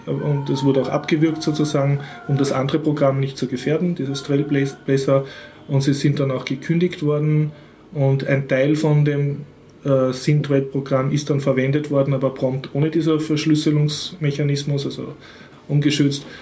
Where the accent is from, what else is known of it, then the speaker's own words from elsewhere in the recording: Austria; für mich als Österreicher